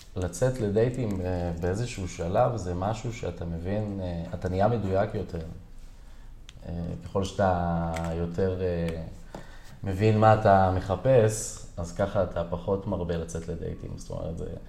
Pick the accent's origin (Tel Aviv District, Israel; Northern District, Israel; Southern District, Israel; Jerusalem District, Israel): Tel Aviv District, Israel; Herzliya; גדלתי בהרצליה, גם היום אני מתגורר בעיר הרצליה